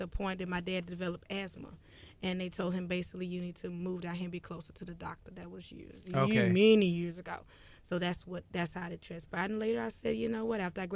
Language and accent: English; Brenham, Texas, United States; I grew up in Brenham, Texas for 18 years